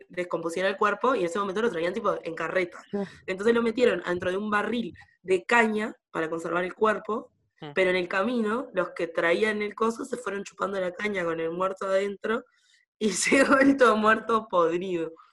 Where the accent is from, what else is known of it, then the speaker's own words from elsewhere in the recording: Sauce, Canelones, Uruguay; en mi pueblo, en Sauce